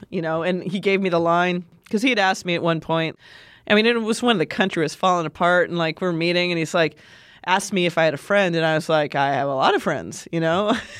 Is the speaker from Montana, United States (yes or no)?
yes; Montana, United States; moved away; I'm from Montana